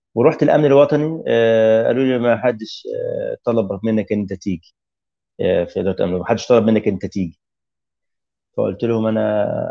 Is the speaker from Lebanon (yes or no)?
no; Egypt; moved away as an adult; now in Tunisia; ازور اهلي هنا في مصر